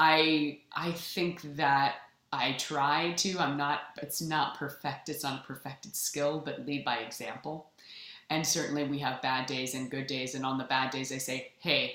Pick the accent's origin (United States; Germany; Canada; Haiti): Canada; I'm also Canadian